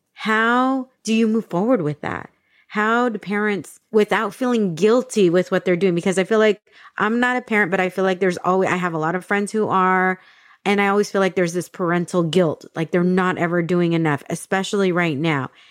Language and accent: English; San Diego, California, United States; moved away as an adult; also born or lived in Dallas, Texas; I grew up in San Diego, but I became an adult when I lived in Dallas because I was in Texas exactly. for 15 years